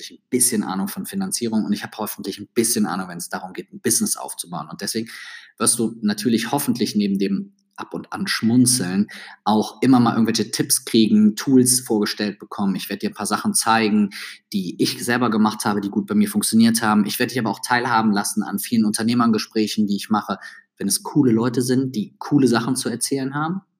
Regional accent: Düsseldorf, North Rhine-Westphalia, Germany; Wenn du zwischendurch merkst, dass ich als Düsseldorfer in einen leicht Kölner Akzent verfalle, dann muss ich dir ehrlich sagen, das kann ich nicht abstellen.

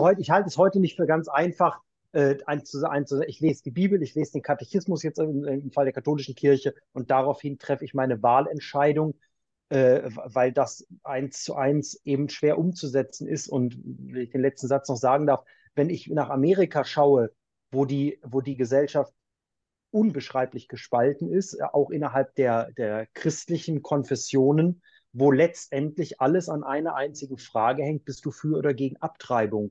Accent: Braunschweig, Lower Saxony, Germany; moved away as an adult; also born or lived in Heidelberg / Cologne; now in Maria Laach, Germany; ich komme aus Braunschweig, bin dort in der Braunschweiger Domsingschule musikalisch groß geworden, die ganze Kindheit und Jugend über

